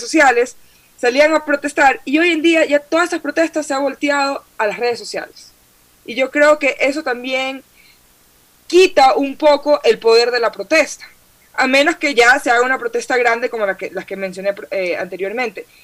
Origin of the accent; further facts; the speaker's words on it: Guayaquil, Guayas, Ecuador; creciendo en Guayaquil